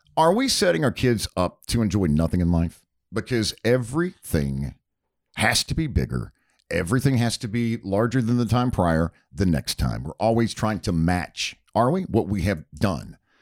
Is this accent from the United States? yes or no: yes; Charlotte, North Carolina, United States; growing up outside of Charlotte, North Carolina